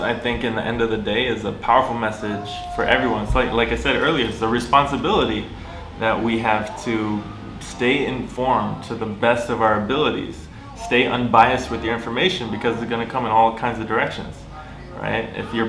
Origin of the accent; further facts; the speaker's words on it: Miami, Florida, United States; moved away as an adult; also born or lived in Los Angeles; now in Tunisia; I am from I most recently came from Los Angeles, but I'm from Miami, Florida. Been here in Tunisia since September 2020